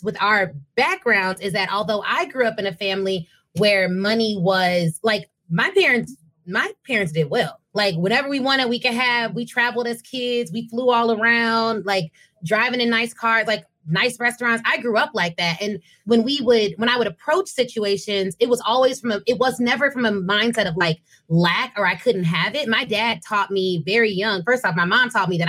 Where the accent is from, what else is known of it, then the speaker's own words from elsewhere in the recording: Flossmoor, Illinois, United States; I'm from Flossmoor